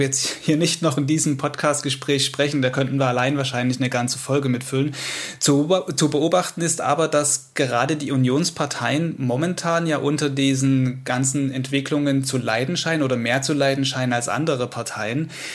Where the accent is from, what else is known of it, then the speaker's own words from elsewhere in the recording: Saxony, Germany; hier bei uns in Sachsen